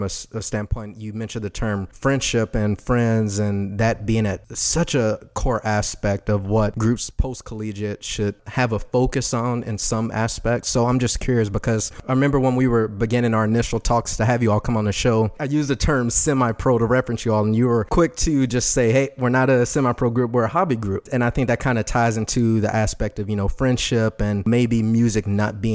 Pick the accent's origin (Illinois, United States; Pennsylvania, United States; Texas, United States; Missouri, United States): Texas, United States; I'm born and raised in Texas